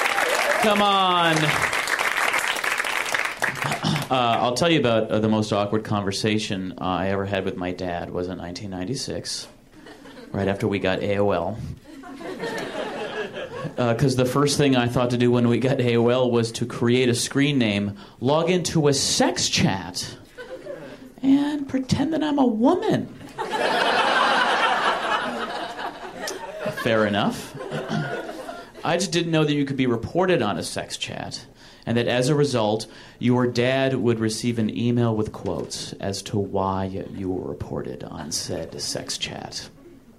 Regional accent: Michigan, United States; moved away; I'm from Michigan originally, which is a shitty state in the Midwest

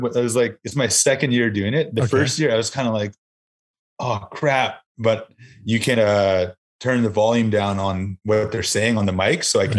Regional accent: Sagamok Anishnawbek First Nation, Ontario, Canada; now in North Bay, Canada; I'm from Sagamuk Anishinaabek First Nations.

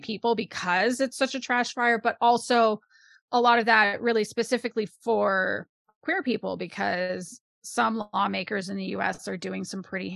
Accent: Canada; as a Canadian person

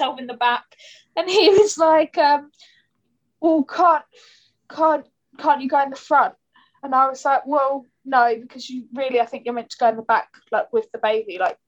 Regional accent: Kent, South East England, United Kingdom; now in London, United Kingdom; I'm from Kent. I live in London now, but I'm from like the countryside, and I like grew up with like a garden

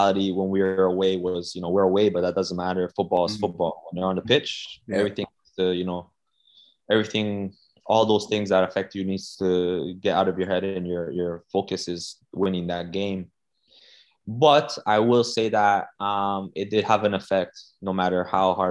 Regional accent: Brampton, Ontario, Canada; also born or lived in Toronto, Canada; I grew up in Toronto, North York area. Yeah. And then I moved to Brampton when I was like 6 years old

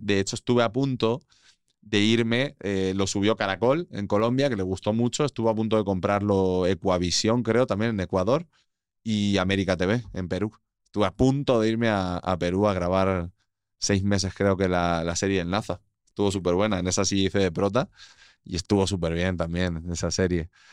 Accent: Albacete, Castilla-La Mancha, Spain; moved away as an adult; also born or lived in Castellón / Madrid / Panama; now in Mexico; Nací en Albacete, crecí ahí, ha sido mi vida

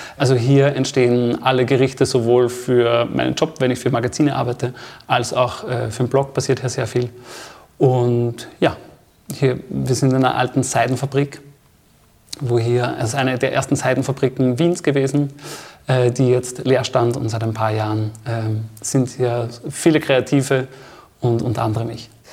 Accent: Steyr, Upper Austria, Austria; moved away; Ich komme aus Oberösterreich, aus dem kleinen Städtchen Steyr.

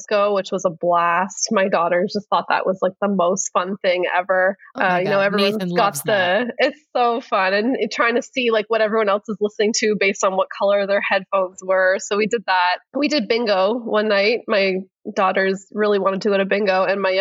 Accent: Canada; we're Canadian

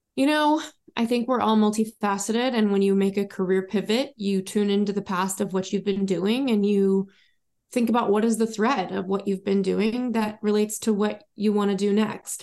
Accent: Los Angeles, California, United States; moved away; also born or lived in Paris / London / New York / Miami; I was born in the Valley in Los Angeles, California, and I've lived many, many places since then

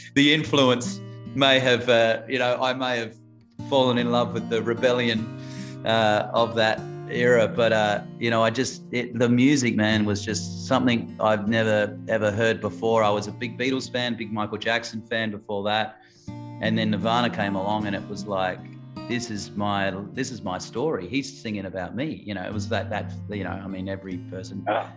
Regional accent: Adelaide, South Australia, Australia; moved away; Adelaide, which is where I grew up in Adelaide, where I was born, South Australia

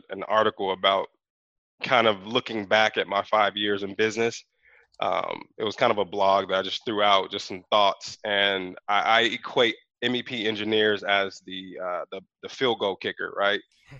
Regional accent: Chicago, Illinois, United States; now in California, United States; I just told my wife when I came from Chicago and visited Moreno Valley years ago when I was a kid

